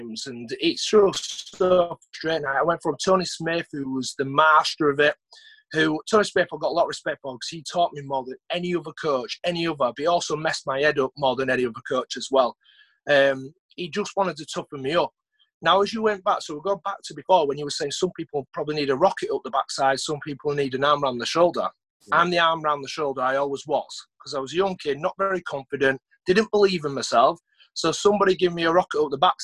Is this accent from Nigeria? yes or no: no; Huddersfield, Yorkshire and the Humber, United Kingdom; play for my hometown